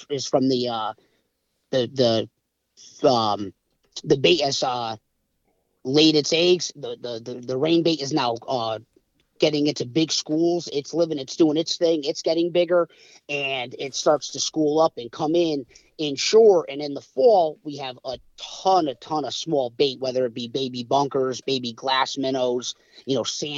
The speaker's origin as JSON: {"language": "English", "town": "Milford", "region": "Connecticut", "country": "United States", "tie": "born or raised there", "said": "I grew up in Milford, Connecticut, which is, southern Connecticut, southern New England"}